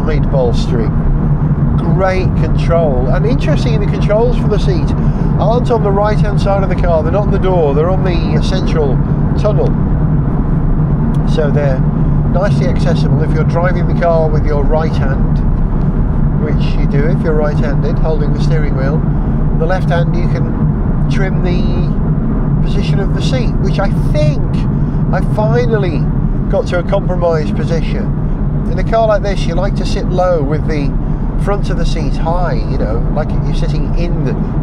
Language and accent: English; Wales, United Kingdom; as a Welshman